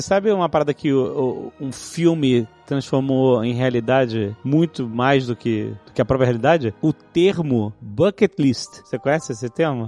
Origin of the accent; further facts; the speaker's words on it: Brazil; pra gente que é brasileiro